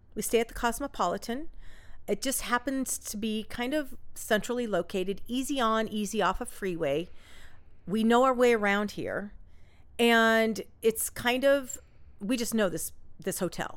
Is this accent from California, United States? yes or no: yes; Orange County, California, United States; we're from Orange County